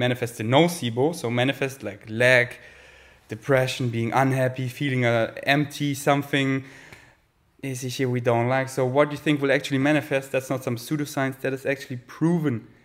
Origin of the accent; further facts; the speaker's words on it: Munich, Bavaria, Germany; English is a second language; now in Berlin, Germany; Munich, my hometown